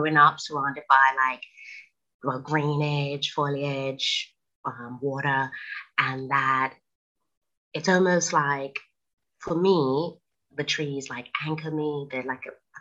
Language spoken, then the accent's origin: English; Bermuda; now in Manchester, United Kingdom; I'm currently based in the UK in Manchester, but I was originally born and raised in Bermuda, so I'm an island girl for life.